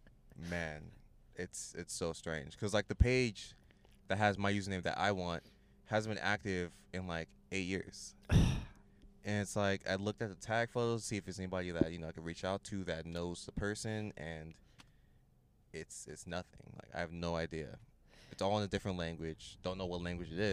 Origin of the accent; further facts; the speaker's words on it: Los Angeles, California, United States; I'm from the San Fernando Valley, which is basically, like, 25 minutes that way